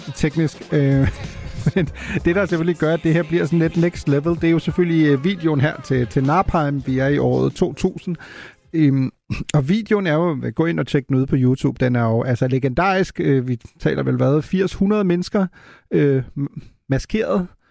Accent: Germany; moved away; jeg voksede op i Tyskland

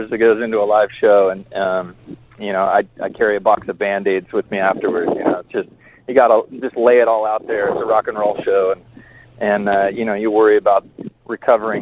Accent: San Diego, California, United States; growing up in San Diego, it's not a big music town

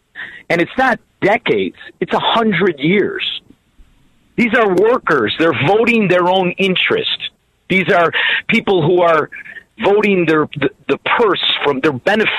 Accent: Melrose Park, Illinois, United States; moved away as an adult; now in Florida, United States; I'm from Melrose Park.

